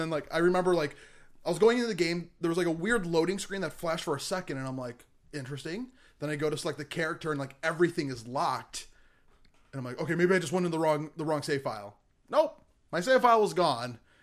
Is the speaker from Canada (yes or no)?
no; United States; I'm an American